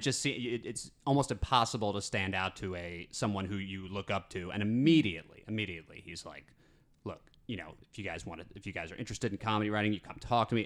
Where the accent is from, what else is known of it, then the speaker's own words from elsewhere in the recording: Metuchen, New Jersey, United States; I'm from, yeah, Metuchen, which is in central Jersey.